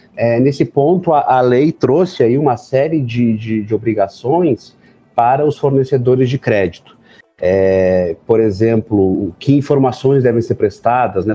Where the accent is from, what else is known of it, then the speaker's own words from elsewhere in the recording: Rio Grande do Sul, Brazil; Eu sou do Rio Grande do Sul